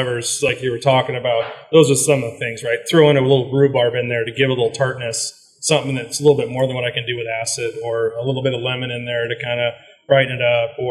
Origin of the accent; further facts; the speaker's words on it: Ridgefield, Washington, United States; I was born and raised in a little town called Richfield, Washington, just north of about 20 minutes north of Portland, Vancouver.